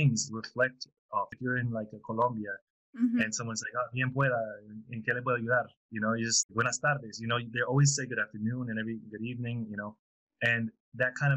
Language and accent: English; near Tampa, Florida, United States; in Florida. It's near Tampa, Florida. That's where I grew up